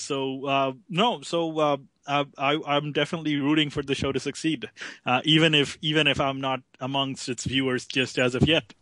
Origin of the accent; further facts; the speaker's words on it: Canada; being a Canadian